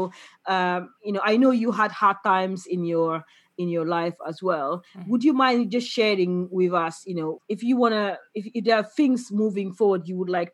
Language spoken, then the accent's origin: English; Senegal; I'm from Senegal